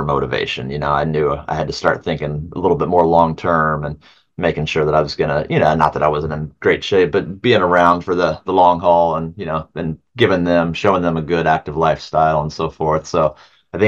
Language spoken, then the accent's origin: English; Ohio, United States; we're from Ohio